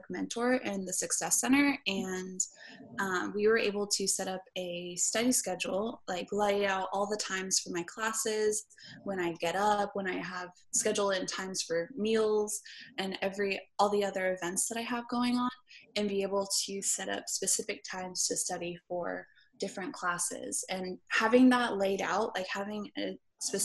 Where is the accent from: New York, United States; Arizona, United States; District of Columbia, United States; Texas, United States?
Texas, United States; Houston; moved away as an adult; also born or lived in Waco, Texas; I am actually from Houston, Texas.